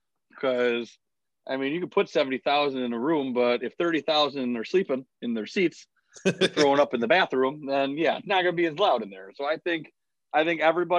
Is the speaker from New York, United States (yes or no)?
yes; Buffalo, New York, United States; I'm from Buffalo. If I want to be drunk, I will be.